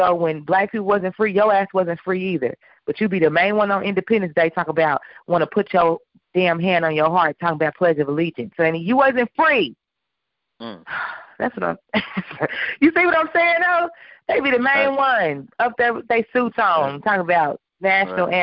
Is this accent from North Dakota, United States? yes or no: no; New York, United States; I'm from New York.